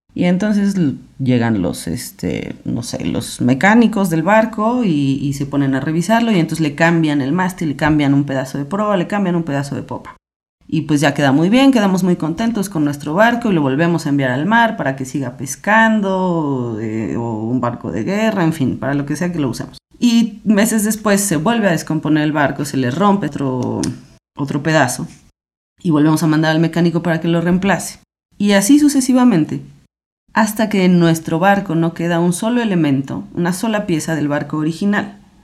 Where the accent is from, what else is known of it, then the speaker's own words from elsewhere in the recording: Mexico City, Mexico; soy filósofa, soy mujer, tengo 36 años, soy de la Ciudad de México